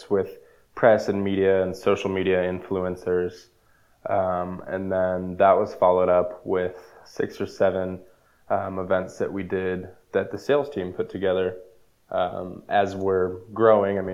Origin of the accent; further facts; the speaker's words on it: El Dorado Hills, California, United States; growing up in El Dorado Hills, it was kind of pre-development when I moved up there